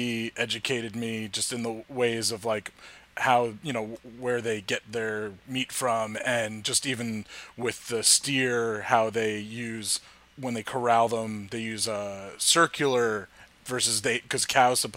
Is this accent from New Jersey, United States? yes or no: yes; Harrington Park, New Jersey, United States; now in Hudson County, United States; Where I grew up in Harrington Park, I worked at a deli.